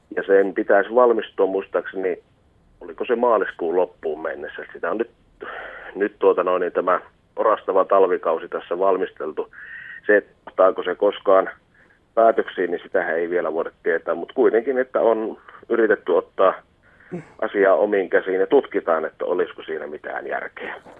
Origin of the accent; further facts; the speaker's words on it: Konnevesi, Central Finland, Finland; Meillä Konnevedellä